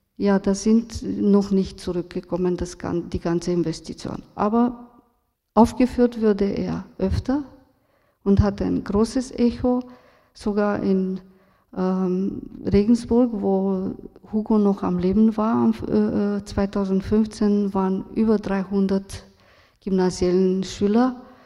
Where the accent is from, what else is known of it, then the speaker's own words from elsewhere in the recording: Romania; German is a second language; moved away; also born or lived in Vienna, Austria; Ich bin aus Rumänien, in Rumänien aufgewachsen